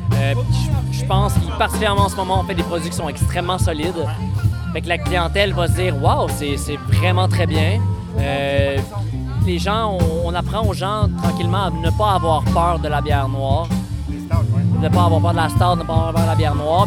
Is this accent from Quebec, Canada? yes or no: yes; Abitibi, Quebec, Canada; moved away; Je viens de l'Abitibi